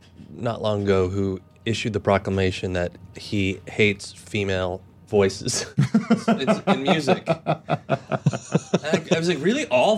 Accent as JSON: {"language": "English", "area": "Orange County", "region": "California", "country": "United States", "tie": "born or raised there", "said": "I grew up in Orange County."}